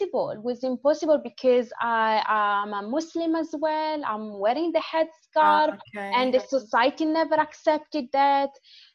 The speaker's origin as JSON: {"language": "English", "town": "Manerbio", "region": "Lombardy", "country": "Italy", "tie": "born or raised there", "also_born_or_lived": "Morocco", "accent": "Italian", "second_language": "English", "moved": "as an adult", "lives_now": "United Kingdom", "said": "So I grew up in the north. Okay. The city is called, I'm in a small town called Manerbio. That is part of another city called Brescia."}